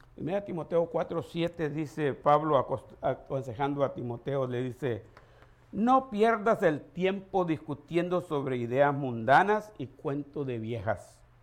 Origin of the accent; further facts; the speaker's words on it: El Salvador; moved away; Nosotros le decimos pacha en El Salvador